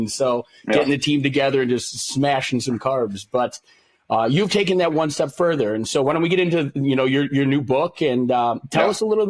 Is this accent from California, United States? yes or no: no; Illinois, United States; I grew up in Illinois, not far from where you guys are.